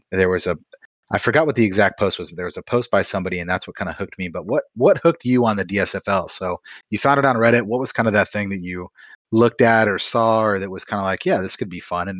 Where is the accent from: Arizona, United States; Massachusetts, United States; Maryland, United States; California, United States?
Arizona, United States; also born or lived in Japan; I grew up in Arizona though, so my parents were season ticket holders for the Cardinals